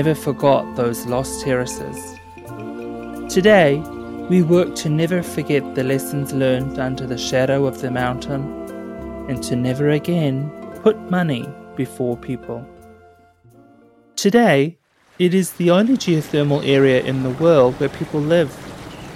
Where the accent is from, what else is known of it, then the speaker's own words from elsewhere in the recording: North Island, New Zealand; the New Zealand Tourism Board was established in my hometown in 1901